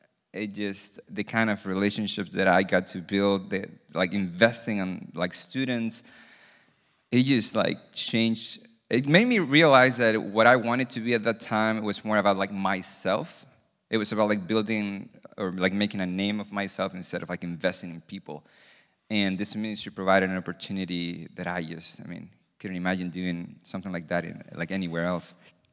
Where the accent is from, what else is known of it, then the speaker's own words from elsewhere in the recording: Santiago, Santiago Metropolitan Region, Chile; So I'm originally from Santiago, Chile. So Clau is from there as well. We met at church. We grew up in the church.